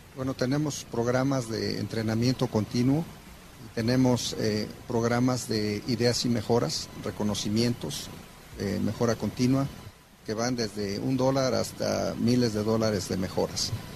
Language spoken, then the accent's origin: Spanish; Mexico; actualmente somos mexicanos 100% los que estamos corriendo y operando esta planta orgullosamente